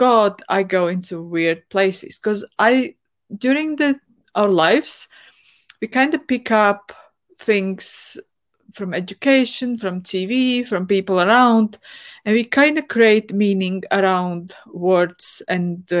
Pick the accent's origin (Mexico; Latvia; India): Latvia; I grew up in Soviet Union, where going to church wasn't really way of life, at least not in my family